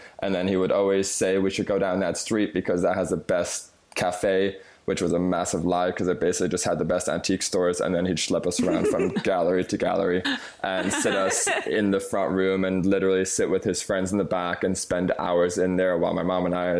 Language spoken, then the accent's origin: English; Düsseldorf, North Rhine-Westphalia, Germany; born there; So I was born in Germany, in Düsseldorf, in 1989.